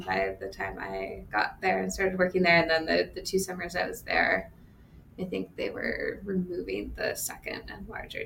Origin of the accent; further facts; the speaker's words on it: Seattle, Washington, United States; moved away as an adult; also born or lived in California; now in Montana, United States; I grew up in the Seattle area in Western Washington